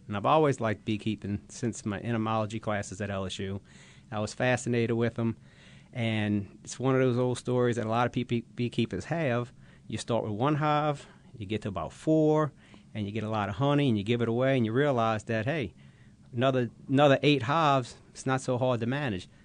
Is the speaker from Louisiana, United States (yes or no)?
yes; Bucktown, Louisiana, United States; as a kid growing up in Bucktown, Louisiana